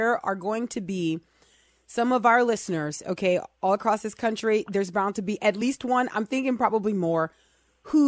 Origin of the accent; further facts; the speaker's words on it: New Orleans, Louisiana, United States; I grew up in New Orleans